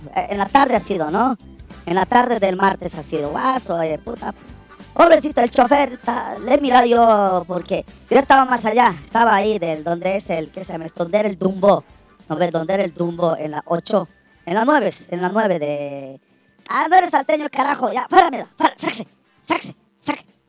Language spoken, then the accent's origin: Spanish; El Alto, La Paz, Bolivia; alteño soy, alteño soy yo, puta, todo el alto me conozco